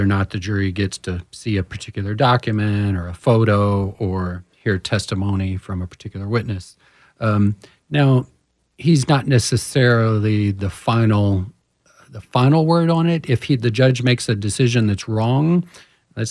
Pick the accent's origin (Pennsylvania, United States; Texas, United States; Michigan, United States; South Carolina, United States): Texas, United States; Houston; I'm from Houston originally